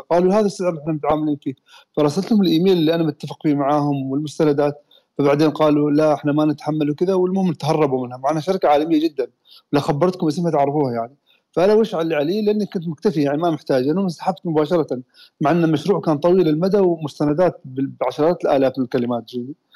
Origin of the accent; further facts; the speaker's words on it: Oman; احنا عندنا في عمان